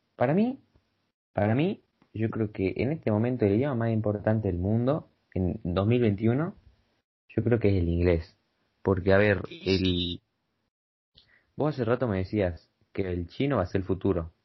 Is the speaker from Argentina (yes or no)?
yes; Argentina; Yo soy de Argentina